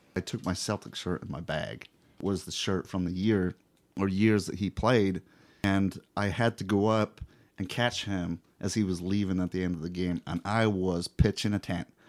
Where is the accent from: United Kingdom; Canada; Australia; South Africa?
United Kingdom; Scotland; moved away as an adult; now in Indianapolis, United States; I come from Scotland, and I moved here fifteen years ago.